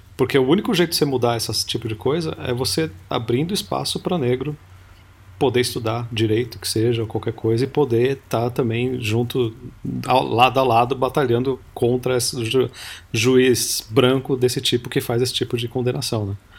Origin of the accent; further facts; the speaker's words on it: Piracicaba, São Paulo, Brazil; é Piracicaba, Foró, essa é minha cidade natal